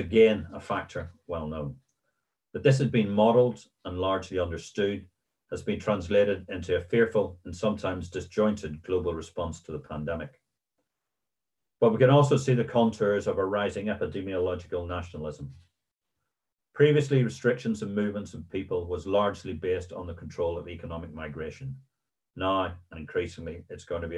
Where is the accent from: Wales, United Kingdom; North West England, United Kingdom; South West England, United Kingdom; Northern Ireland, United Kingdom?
Northern Ireland, United Kingdom; Ballyclare; in my hometown of Ballyclare